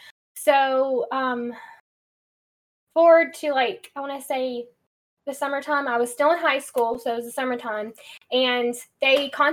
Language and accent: English; Huntsville, Alabama, United States; I was born and raised in Huntsville, Alabama. I've been here most of my life, but I've moved around quite a bit.